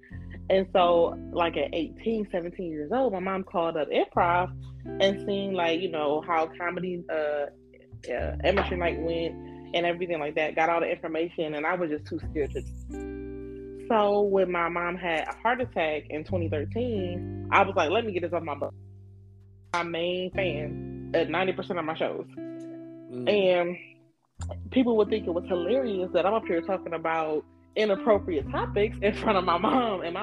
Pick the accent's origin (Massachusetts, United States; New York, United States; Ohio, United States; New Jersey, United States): Ohio, United States; Warrensville Heights; also born or lived in Cleveland, Ohio; I'm from Cleveland, Ohio, as I said, and I grew up in Warrensville Heights. I went to Warrensville the whole time